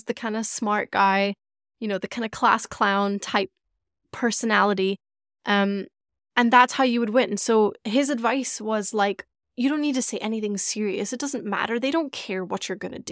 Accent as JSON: {"language": "English", "region": "Scotland", "country": "United Kingdom", "tie": "born or raised there", "said": "I grew up in Scotland. I grew up in the UK"}